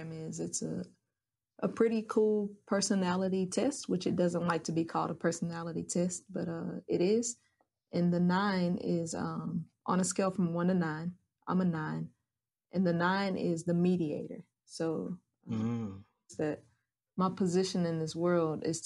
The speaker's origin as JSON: {"language": "English", "town": "Asheville", "region": "North Carolina", "country": "United States", "tie": "born or raised there", "said": "I am born and raised in Asheville, North Carolina."}